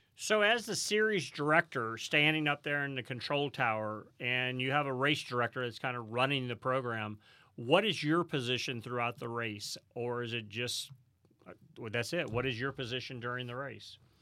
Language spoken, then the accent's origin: English; St. Louis, Missouri, United States; I grew growing up in St. Louis, Missouri